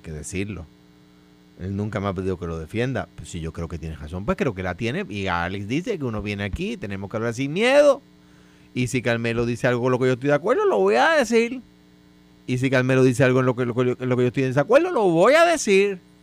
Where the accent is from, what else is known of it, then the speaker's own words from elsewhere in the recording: Guaynabo, Puerto Rico; Yo soy residente de Guaynabo